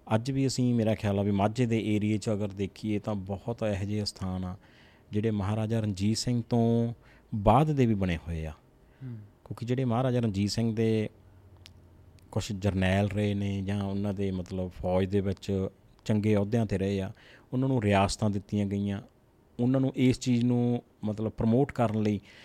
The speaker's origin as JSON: {"language": "Punjabi", "town": "Jagraon", "region": "Punjab", "country": "India", "said": "ਮੈਂ ਜਿਸ ਸਿਟੀ ਨਾਲ ਬਿਲੋਂਗ ਕਰਦਾ ਜਗਰਾਉਂ ਸਿਟੀ"}